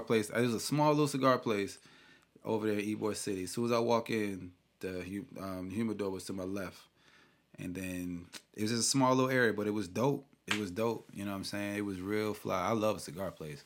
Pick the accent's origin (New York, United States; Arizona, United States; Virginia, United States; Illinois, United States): New York, United States; I'm from New York